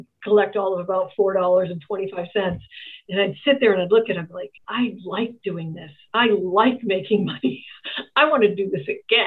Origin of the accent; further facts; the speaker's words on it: Boston, Massachusetts, United States; I grew up in a very big family in federal housing projects in Boston